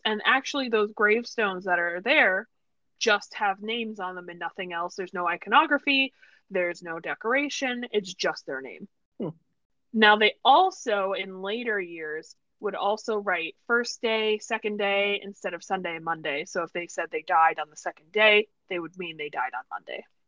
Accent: New York, United States; I told people I was American, they'd be like, "Oh, but where?" And I was like, "Oh, New York."

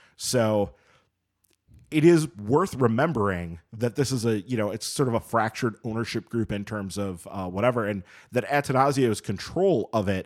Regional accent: Madison, Wisconsin, United States; moved away as an adult; I grew up in Madison and grew up going to Badger games

